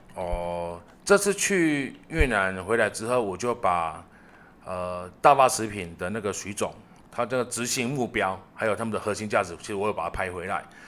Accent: Taiwan; 我们台湾人

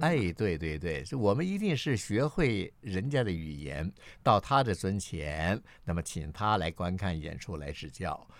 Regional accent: Taichung, Taiwan; 我是生在台中，长在台中的台湾人。不过我的祖籍是在中国大陆的河北省

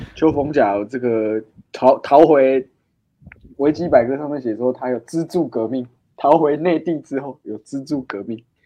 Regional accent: Taiwan; 这点我们台湾人还是懂的

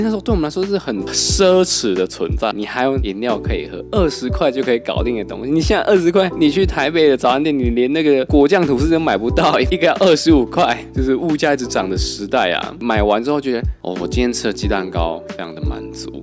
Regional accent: southern Taiwan, Taiwan; 我们国小，小时候在南部念书，因为我是南部，我是在这边的小学

